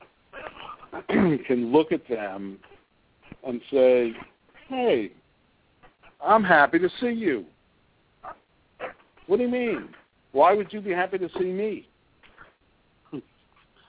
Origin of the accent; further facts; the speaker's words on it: New York, United States; moved away as an adult; also born or lived in Miami / Chicago; I also grew up in New York.